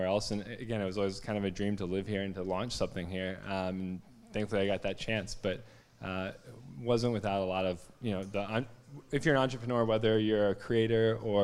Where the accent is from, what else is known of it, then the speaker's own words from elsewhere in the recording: Virginia, United States; moved away as an adult; also born or lived in Alabama / Fort Lauderdale / Miami / Seattle; now in New York, United States; I grew up in Virginia